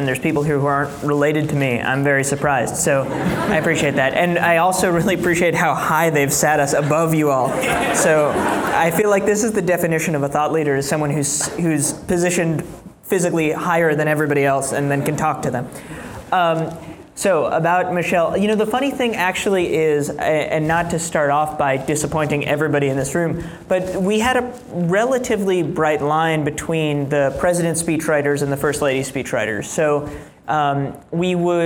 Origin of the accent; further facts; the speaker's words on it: New York City, New York, United States; I grew up in New York City